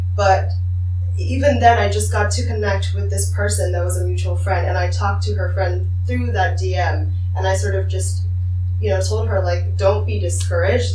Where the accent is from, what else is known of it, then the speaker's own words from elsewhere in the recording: Tangerang, Banten, Indonesia; also born or lived in Jakarta; I grew up in Indonesia, uh, specifically in Tangerang, and then I moved to Jakarta